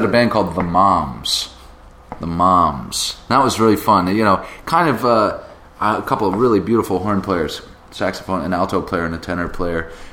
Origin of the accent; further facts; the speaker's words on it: Cape Cod, Massachusetts, United States; I grew up on the Cape with Joel